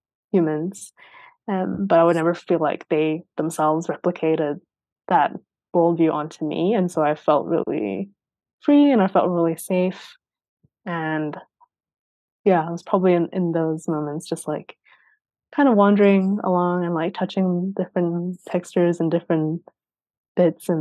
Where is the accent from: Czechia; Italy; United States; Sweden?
Sweden; growing up in Sweden